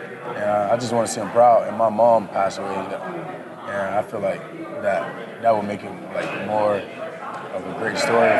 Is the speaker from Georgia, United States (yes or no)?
no; Florida, United States; moved away; I'm from Florida too.